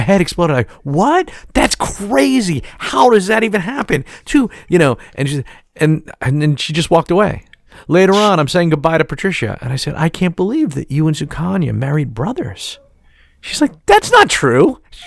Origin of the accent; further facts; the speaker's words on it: New York City, New York, United States; I'm from Staten Island